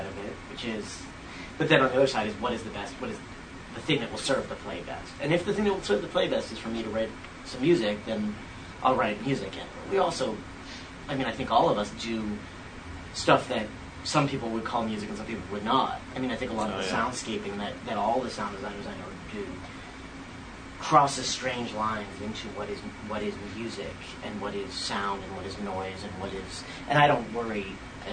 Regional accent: New England, United States; moved away; also born or lived in New York / Philadelphia; I grew up in New England, and I've lived in New York and Philly.

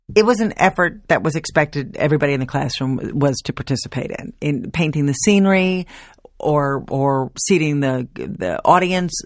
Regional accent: Baldwin, United States; I also worked with community theaters while I was growing up in Baldwin

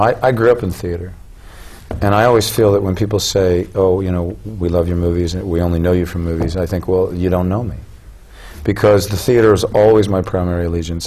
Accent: Southern California, United States; moved away; I grew up in Southern California when there was a lot of money in the arts in schools

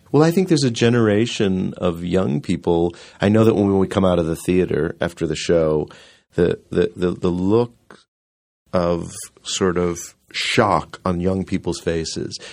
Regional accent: Rockford, Illinois, United States; I grew up in Rockford, Illinois, and we had so much theater in that little town

